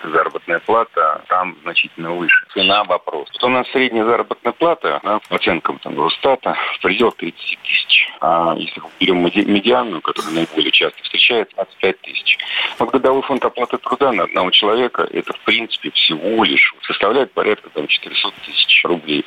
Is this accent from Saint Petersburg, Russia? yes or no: no; Bashkortostan, Russia; Я сам родился и вырос в Башкирии